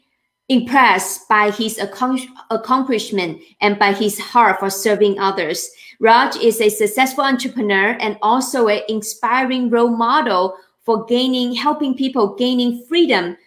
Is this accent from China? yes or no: yes; China; moved away; I'm from China